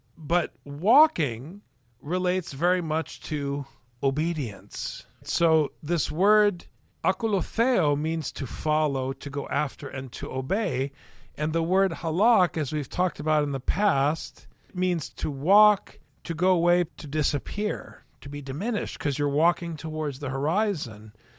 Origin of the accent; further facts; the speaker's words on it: Saint Paul, Minnesota, United States; I am a punk from the West Side